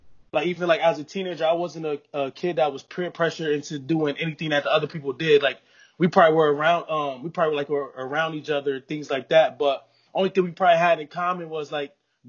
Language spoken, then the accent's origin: English; New Haven, Connecticut, United States; I'm from New Haven, Connecticut